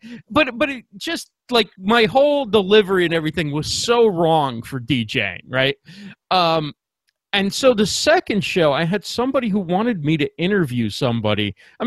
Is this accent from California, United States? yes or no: no; New Jersey, United States; also born or lived in New York City; So born in New York City, grew up in New Jersey.